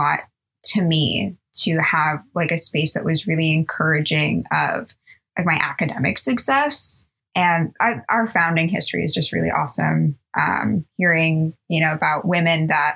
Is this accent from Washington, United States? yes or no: no; Oceanside, California, United States; I grew up in Oceanside, California